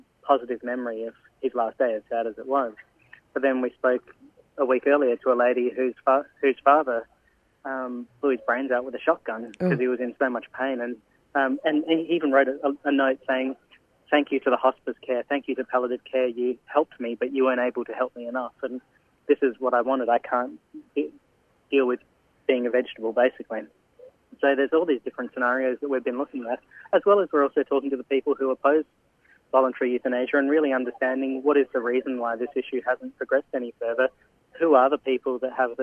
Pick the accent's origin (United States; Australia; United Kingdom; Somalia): Australia; Adelaide, South Australia; moved away as an adult; now in Melbourne, Australia; I've actually relocated to Melbourne for the shoot. I'm originally from Adelaide.